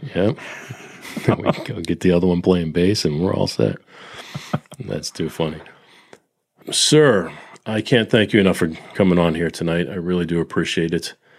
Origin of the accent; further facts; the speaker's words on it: Peabody, Massachusetts, United States; my hometown in Peabody